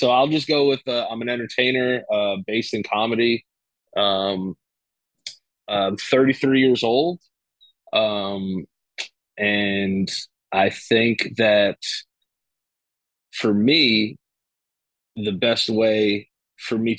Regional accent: New York City, New York, United States; I was born January 30th, 1989, in the Bronx, New York.

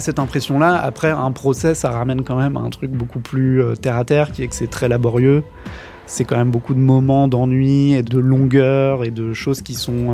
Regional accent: France; en tant que Français

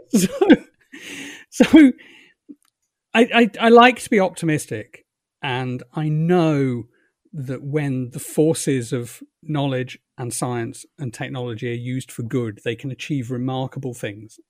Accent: England, United Kingdom; moved away as an adult; also born or lived in London; now in Ireland; I've just past twenty years as a guy who was brought up in England and was English

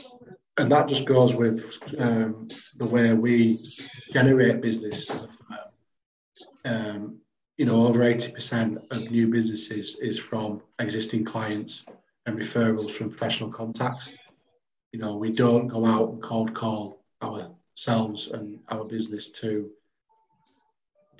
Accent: Bradford, Yorkshire and the Humber, United Kingdom; I'm a Bradford lad, I'm a Yorkshire lad.

